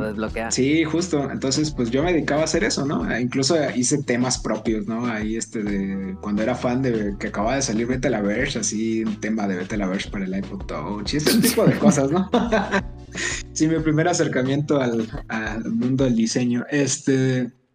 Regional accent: Tabasco, Mexico; now in Puebla, Mexico; yo nací y crecí en Tabasco

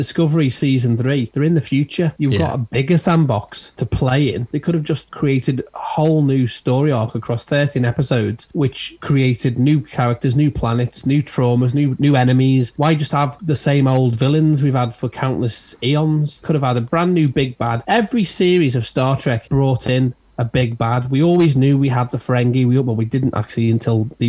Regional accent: England, United Kingdom; we're English

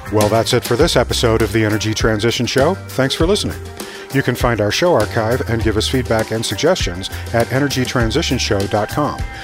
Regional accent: Tucson, Arizona, United States; I grew up in Tucson, Arizona

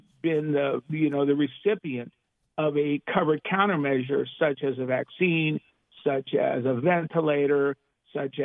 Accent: Los Angeles, California, United States; I'm from Los Angeles, so it is indeed a pleasure to be back home

